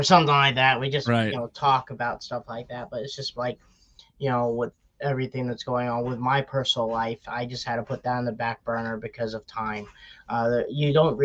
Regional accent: Wellsburg, West Virginia, United States; I'm from Wellsburg, West Virginia, which is about 45 minutes outside of Pittsburgh

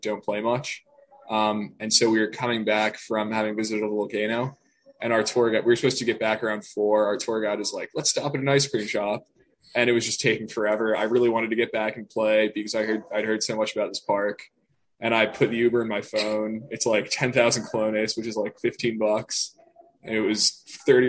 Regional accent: New Jersey, United States; I'm from New Jersey

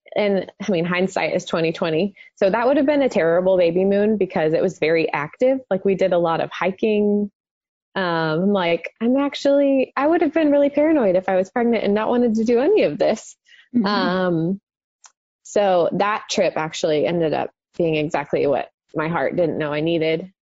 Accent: Dallas, Texas, United States; I grew up in the Dallas Fort Worth area um, my whole life

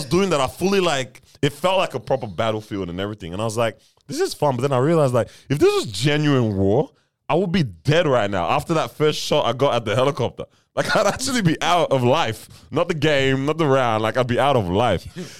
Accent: Nigeria; now in New Zealand; I've always been proud of being Nigerian

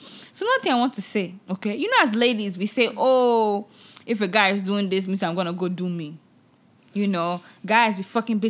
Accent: Nigeria; But I think it's just overall, it's a wonderful thing, you know, as a Nigerian to be able to put that out there.

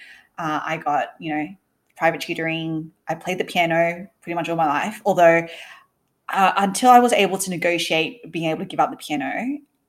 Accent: Sydney, New South Wales, Australia; also born or lived in Malaysia; I grew up in Sydney, moved over there from Malaysia. So my parents actually originally from Malaysia, and moved over when I was a baby

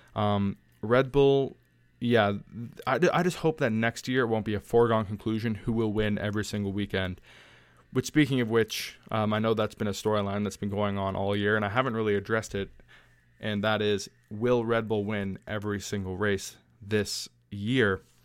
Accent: Canada; my home country

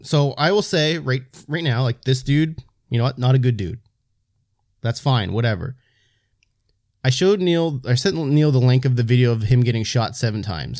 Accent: the Maritimes, Canada; white dudes from Maritimes in Canada

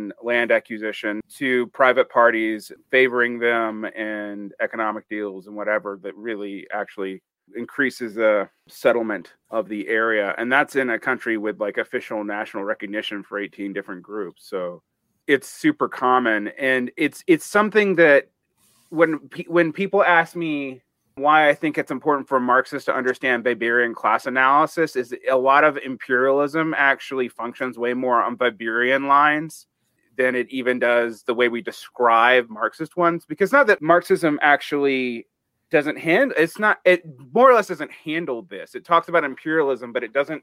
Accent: United States; moved away; also born or lived in Mexico; as an American in Mexico

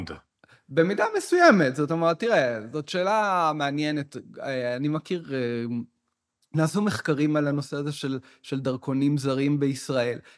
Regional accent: Tel Aviv, Tel Aviv District, Israel; אם נסתכל רק על מה שקרה אה, בישראל בשנה האחרונה, אני כתל אביבי, מבחינות מסוימות, הרגשתי אה, עד שבעה באוקטובר, מאוד אזרח של עיר המדינה שלי, תל אביב.

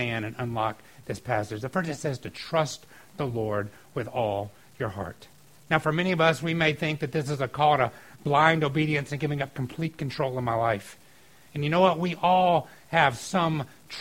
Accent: outside of Atlanta, Georgia, United States; I grew up outside of Atlanta

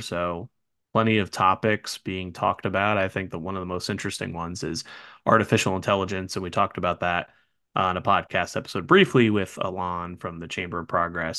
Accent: New Jersey, United States; moved away; I was born and raised in North Jersey, so I was used to it as a kid growing up and still have family out there

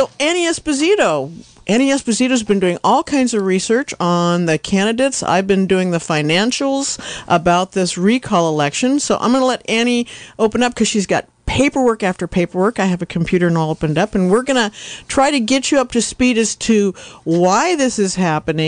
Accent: Yorkville, California, United States; I'm from Yorkville

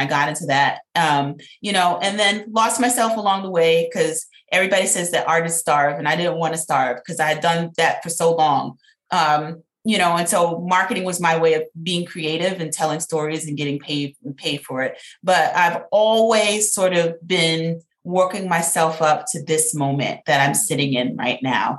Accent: New York City, New York, United States; now in Atlanta, United States; I'm originally from New York City, Southside, Jamaica, Queens, which was a tough little area.

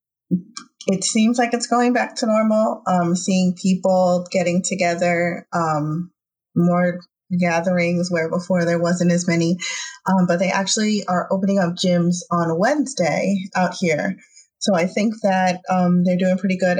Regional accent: New York, United States; I'm from New York

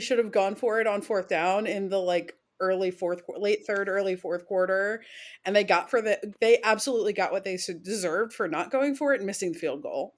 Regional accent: Central Pennsylvania, United States; also born or lived in Pittsburgh; I'm from Central P

